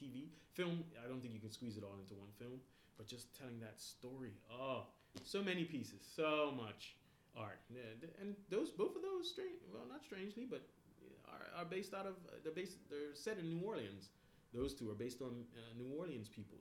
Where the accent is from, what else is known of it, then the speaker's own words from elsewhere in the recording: Bermuda; moved away as an adult; now in Canada; I'm from Bermuda